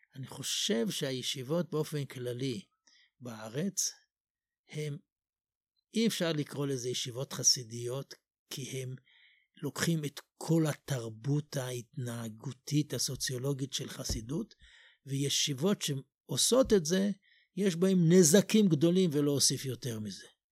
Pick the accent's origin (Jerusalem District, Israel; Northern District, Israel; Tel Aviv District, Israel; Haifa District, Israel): Jerusalem District, Israel; Jerusalem; אני גדלתי במקום ש- בתפילות לא ניגנו שום ניגון